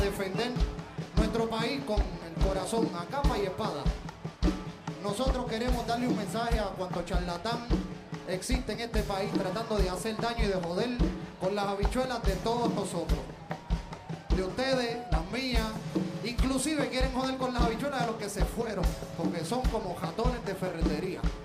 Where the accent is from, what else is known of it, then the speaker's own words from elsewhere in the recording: Puerto Rico; Nosotros somos puertorriqueños antes que cualquier otra cosa